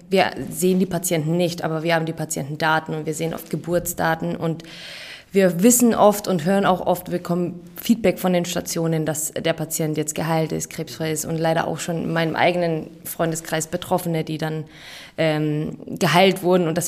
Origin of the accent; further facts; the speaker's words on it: Bavaria, Germany; ähm, ich bin 35 äh, Jahre alt. Ich habe meine PTA-Ausbildung in München gemacht ich bin auch aus Bayern